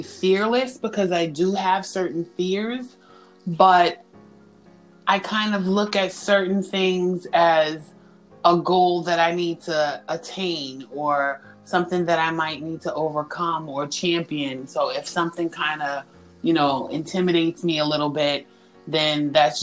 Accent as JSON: {"language": "English", "town": "New York City", "region": "New York", "country": "United States", "tie": "born or raised there", "moved": "as an adult", "said": "I'm from New York, born and raised in the Bronx"}